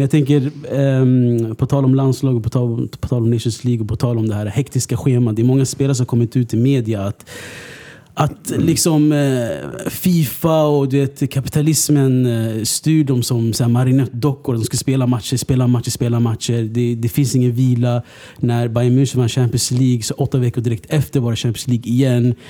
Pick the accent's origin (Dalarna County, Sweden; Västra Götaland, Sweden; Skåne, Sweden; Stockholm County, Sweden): Stockholm County, Sweden; Stockholm; jag är från Husby